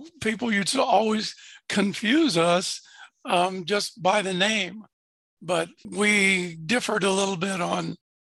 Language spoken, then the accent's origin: English; Fort Lauderdale, Florida, United States; also born or lived in Ohio; I was born in Ohio, but at the age of six, we moved to Fort Lauderdale, Florida. So I grew up in Fort Lauderdale, Florida